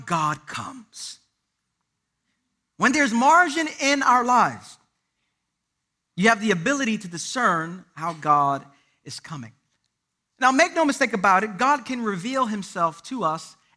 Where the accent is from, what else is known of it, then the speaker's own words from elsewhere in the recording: Puerto Rico; I'm Puerto Rican